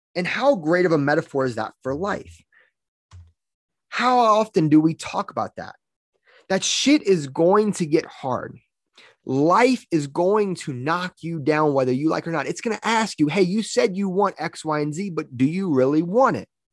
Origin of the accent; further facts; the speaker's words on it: Louisiana, United States; now in Colorado, United States; I'm from Louisiana.